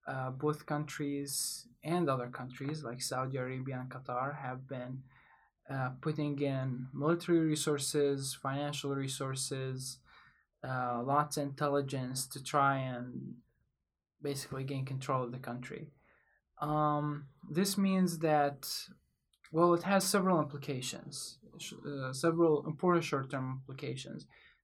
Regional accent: Iraq; also born or lived in Baghdad / Kurdistan; now in United States; I'm from Iraq. I've been in the United States for about 4 years. I've lived most of my life in Baghdad and in Kurdistan, which is in the north of Iraq.

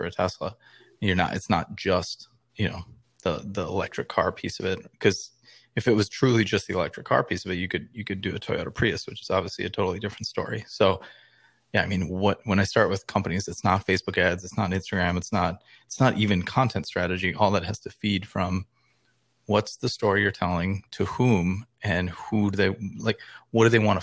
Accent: Wisconsin, United States; I grew up in Wisconsin

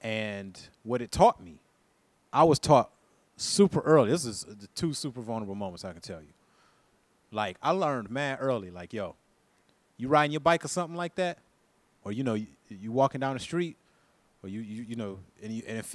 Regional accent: Flint, Michigan, United States; I was born in Flint, Michigan

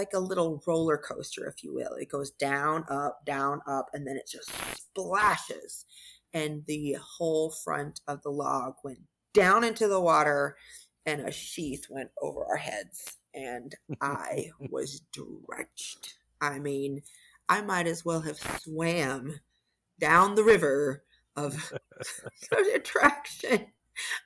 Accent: Arizona, United States; I'm from Arizona

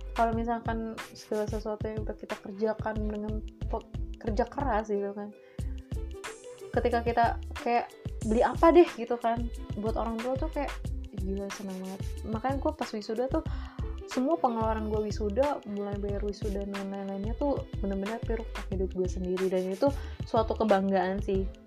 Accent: Jakarta, Indonesia; moved away; gue berawal dari Jakarta, dari kecil di Jakarta gue nyari duit sendiri

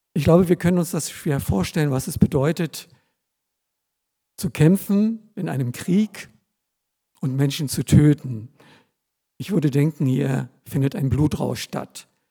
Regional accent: Germany; als Deutsche ohne Migrationshintergrund

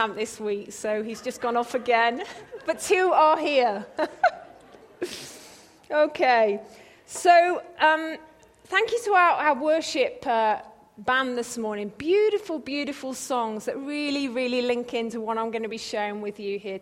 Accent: England, United Kingdom; accent: English; moved away as an adult; also born or lived in Cambridge; We moved here from England, and yeah, I'm really sorry you've got another English accent to listen to.

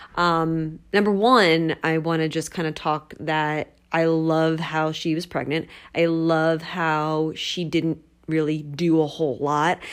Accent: United States; I am from the New Jersey, Philadelphia area

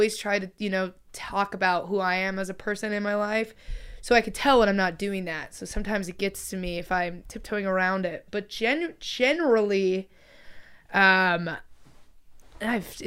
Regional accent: Midwest, United States; now in Los Angeles, United States; I'm from the Midwest

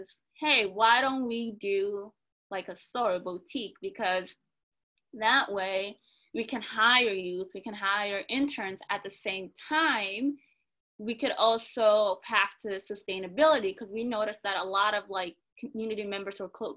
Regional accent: Minneapolis, Minnesota, United States; we grew up in the Cedar Riverside community, which is predominantly East African

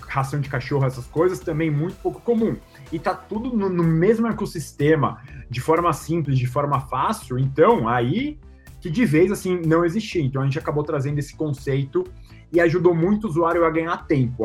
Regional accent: Brazil; a gente, como brasileiro

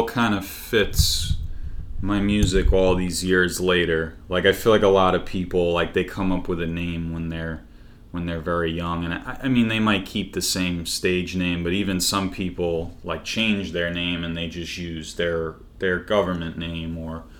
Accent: Long Island, New York, United States; grew up in Long Island

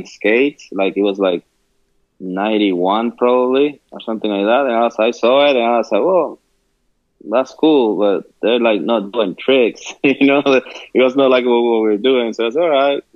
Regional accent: Quebradillas, Puerto Rico; moved away as an adult; now in United States; I grew up in San Jose. It's like a little town in Quebradillas.

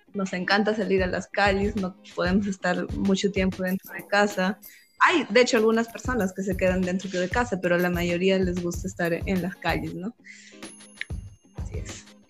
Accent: Peru; como buenos peruanos

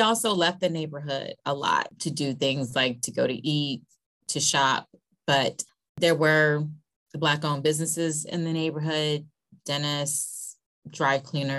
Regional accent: Chicago, Illinois, United States; I grew up in Chatham on the South Side.

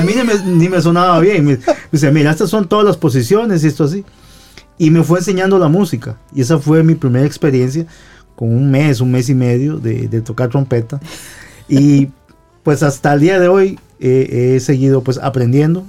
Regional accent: Guadalupe, San José, Costa Rica; en mi pueblo, en San José, yo vengo de San José, en mi pueblo se llama Guadalupe

